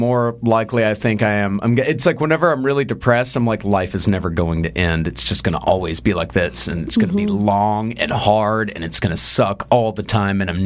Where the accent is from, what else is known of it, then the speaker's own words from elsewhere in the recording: Texas, United States; I'm a Texas country guy